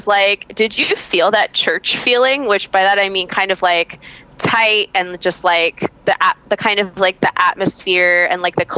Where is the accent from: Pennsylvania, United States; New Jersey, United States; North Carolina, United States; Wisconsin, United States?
North Carolina, United States; I'm from, like, the North Carolina punk scene